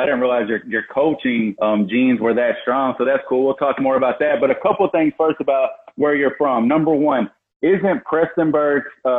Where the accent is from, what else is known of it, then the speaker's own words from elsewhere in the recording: Kentucky, United States; I know I'm from Kentucky.